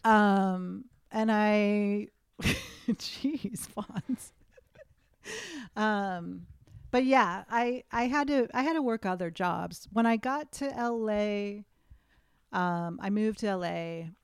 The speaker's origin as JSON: {"language": "English", "region": "Western Massachusetts", "country": "United States", "tie": "born or raised there", "also_born_or_lived": "Boston", "moved": "as an adult", "lives_now": "Los Angeles, United States", "said": "where I grew up in Western Mass was about a three-hour train ride from New York City"}